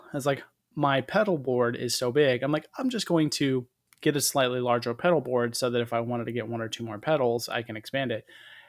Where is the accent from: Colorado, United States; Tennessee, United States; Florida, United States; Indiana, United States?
Florida, United States; Tampa; So I'm from Florida, and specifically from Tampa.